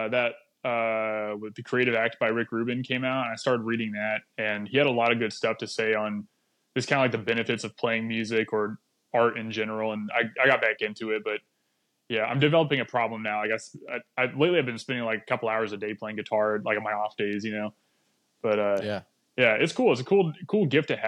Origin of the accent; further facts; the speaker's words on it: East Valley, Arizona, United States; now in California, United States; I grew up in Arizona, East Valley, about 30 minutes east of Phoenix